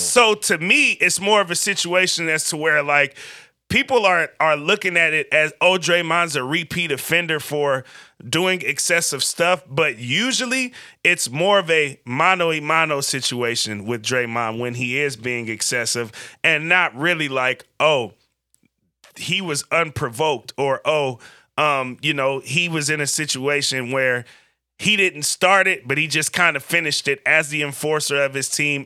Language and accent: English; Vallejo, California, United States; also born or lived in Berkeley, California / Oakland, California; I grew up in Vallejo.